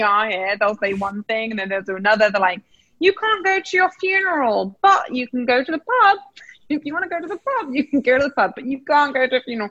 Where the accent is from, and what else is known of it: England, United Kingdom; now in New York, United States